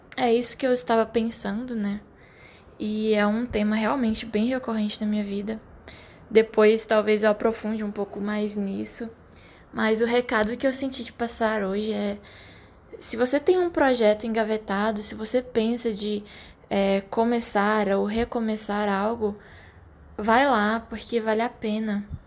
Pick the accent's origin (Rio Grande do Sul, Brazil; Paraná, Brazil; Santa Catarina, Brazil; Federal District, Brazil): Federal District, Brazil; Brasília; moved away; que vim de Brasília, ainda já tinha quase premeditado ali o meu emprego que seria é, funcionária pública